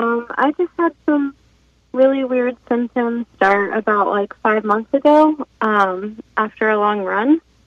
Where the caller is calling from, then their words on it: San Diego, California, United States; I'm calling from San Diego.